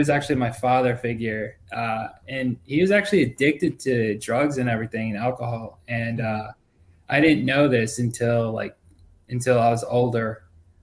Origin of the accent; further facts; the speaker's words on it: Rockford, Illinois, United States; also born or lived in Daytona Beach, Florida; So I was born in Daytona Beach, Florida, and I was raised by like a single parent. And then we moved to Rockford, Illinois, and that's where I enlisted